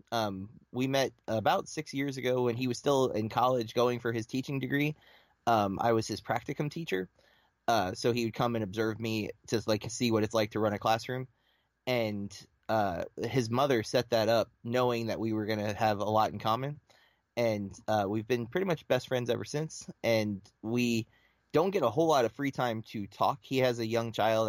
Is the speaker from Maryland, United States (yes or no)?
no; Lake Wales, Florida, United States; I am from Florida, um, central Florida, like right between Tampa and Orlando, um, a small little town called Lake Wales